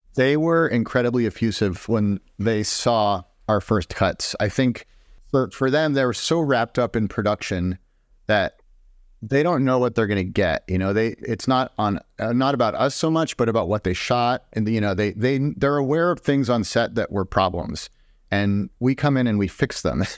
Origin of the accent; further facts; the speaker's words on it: Boston, Massachusetts, United States; moved away as an adult; also born or lived in Madison, Wisconsin; where I grew up in the Boston area